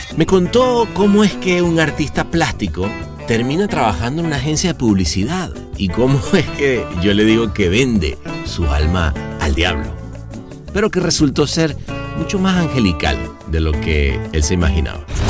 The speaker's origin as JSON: {"language": "Spanish", "country": "Venezuela", "said": "yo soy venezolano"}